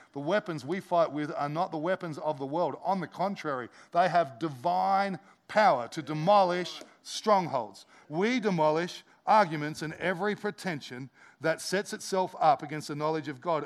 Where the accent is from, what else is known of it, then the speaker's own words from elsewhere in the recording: Australia; as Aussie Christians